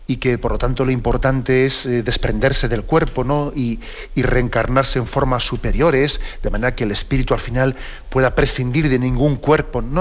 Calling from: Cádiz, Andalusia, Spain; de Cádiz.

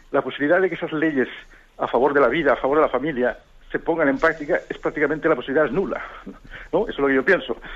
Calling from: Almería, Andalusia, Spain; de Almería.

